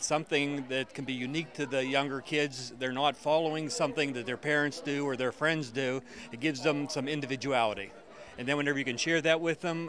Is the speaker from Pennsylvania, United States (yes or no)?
yes; Pittsburgh, Pennsylvania, United States; I'm from Pittsburgh.